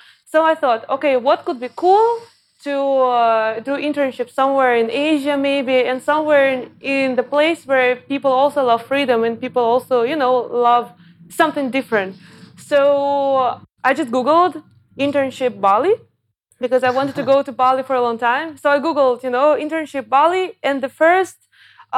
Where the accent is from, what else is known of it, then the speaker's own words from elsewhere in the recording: Cheboksary, Chuvashia, Russia; also born or lived in Moscow, Russia / Germany; now in Chiang Mai, Thailand; I'm not even from Moscow. I'm from a smaller city, Chebokhsari.